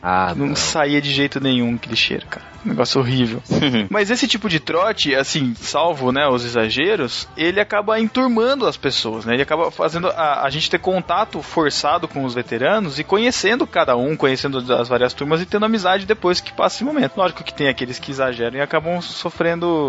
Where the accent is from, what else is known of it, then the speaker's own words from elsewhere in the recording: Botucatu, São Paulo, Brazil; eu sou de Botucatu, eu fiz faculdade aqui mesmo